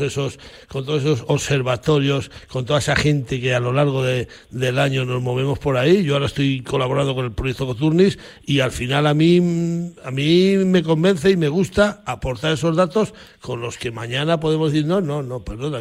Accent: Zamora, Castile and León, Spain; en mi pueblo, en Zamora, lo llamamos cabezonada ministerial

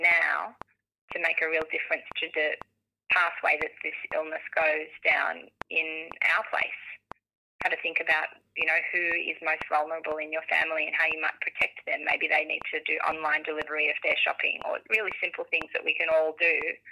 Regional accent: Australia; as Australian individuals

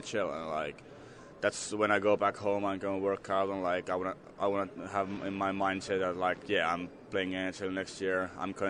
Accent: Helsinki, Uusimaa, Finland; English is a second language; moved away; I'm from Helsinki

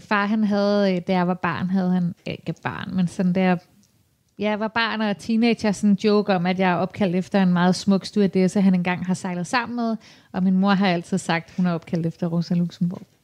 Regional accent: Copenhagen, Capital Region of Denmark, Denmark; Jeg er jo vanvittigt glad for at bo her, og har boet her i hele mit liv

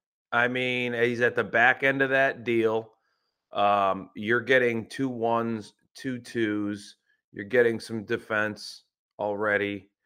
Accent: Lorain, Ohio, United States; now in Southern California, United States; I'm up in a little town called Amherst, Ohio. Actually, I'm in Lorain, technically, my hometown. It's just right on the border where my sister lives.

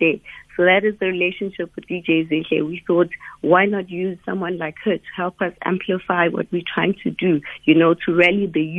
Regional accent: Umlazi, KwaZulu-Natal, South Africa; I grew up in Wamashu

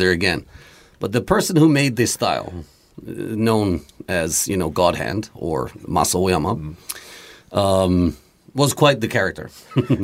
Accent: Denmark; also born or lived in Greece; now in Japan; I grew up in Denmark because my mom's Danish

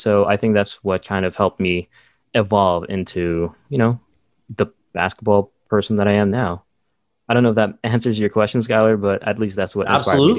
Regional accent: Saudi Arabia; Growing up in Saudi Arabia, we didn't get a lot of news.

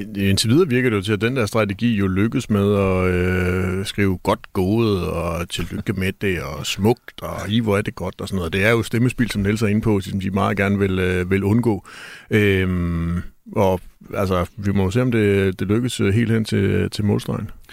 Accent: Jutland, Denmark; jeg er jo stadigvæk fra Jylland

